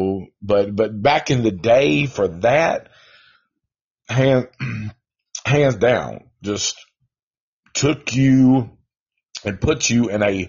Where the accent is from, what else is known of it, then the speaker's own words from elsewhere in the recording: Nashville, Tennessee, United States; I'm from Nashville, Tennessee